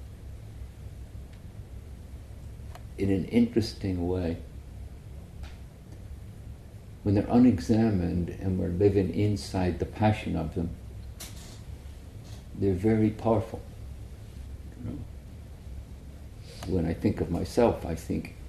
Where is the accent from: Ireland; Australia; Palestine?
Ireland; where I grew up in Ireland